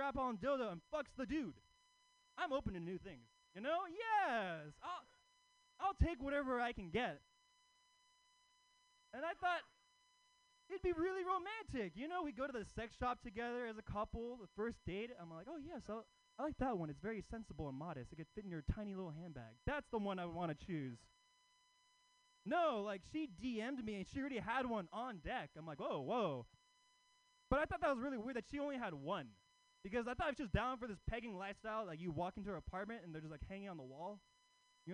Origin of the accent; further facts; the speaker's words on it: Oakland, California, United States; I live in Oakland, you know, Oakland. Yeah, Oakland native